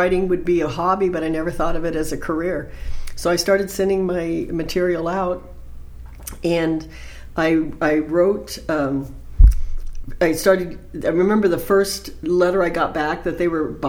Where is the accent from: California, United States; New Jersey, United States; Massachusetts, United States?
California, United States; Los Angeles; I'm from Los Angeles area. I grew up there